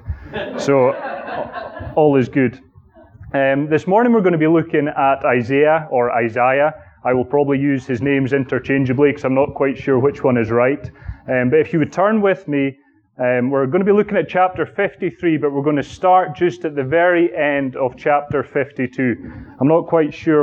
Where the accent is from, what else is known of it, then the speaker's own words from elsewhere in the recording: Aberdeen, Scotland, United Kingdom; moved away; my hometown, which is Aberdeen, under the man who baptized me, and indeed lived in the small suburban town that I grew up